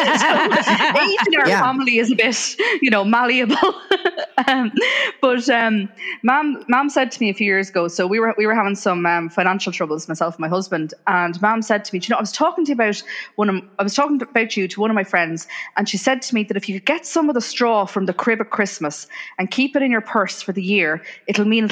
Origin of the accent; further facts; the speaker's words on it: Ireland; moved away as an adult; also born or lived in England; I grew up in Ireland, but I moved to England when I was 22 for work.